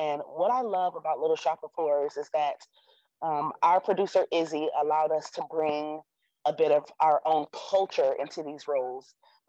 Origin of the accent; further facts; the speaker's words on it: the South, United States; I'm from the South